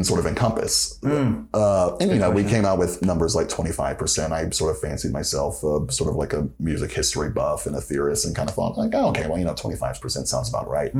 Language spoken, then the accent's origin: English; Atlanta, Georgia, United States; I was working in Atlanta, sort of like my hometown, working with the Atlanta Music Project